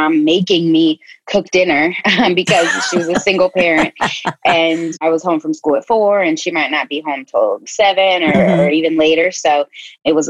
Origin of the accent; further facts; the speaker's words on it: Chicago, Illinois, United States; moved away; also born or lived in North Carolina; Originally from Chicago, but I lived in North Carolina for about 8 years